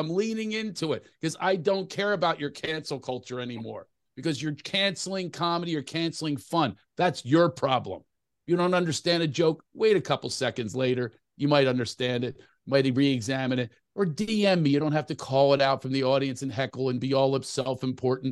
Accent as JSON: {"language": "English", "town": "Philadelphia", "region": "Pennsylvania", "country": "United States", "moved": "yes", "lives_now": "California, United States", "said": "I'm from Philly, but I live in California."}